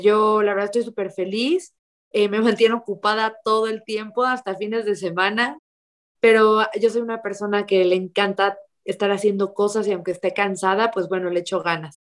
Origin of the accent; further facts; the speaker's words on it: Mexico; yo vengo de un lugar chiquito, soy de México